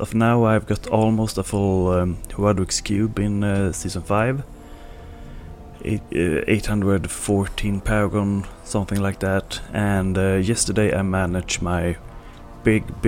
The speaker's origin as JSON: {"language": "English", "country": "Sweden", "accent": "Swedish", "second_language": "English", "said": "my Swedish accent"}